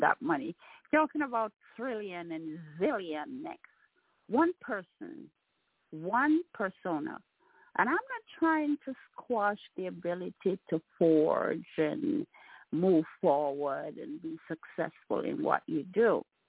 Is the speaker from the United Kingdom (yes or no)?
no; Jamaica; moved away; I'm a Jamaican